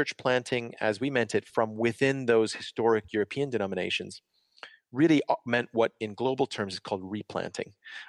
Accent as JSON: {"language": "English", "region": "Ontario", "country": "Canada", "tie": "born or raised there", "also_born_or_lived": "United Kingdom", "moved": "as an adult", "lives_now": "Montreal, Canada", "said": "after a short time in my hometown in Ontario, we ended up back in Montreal"}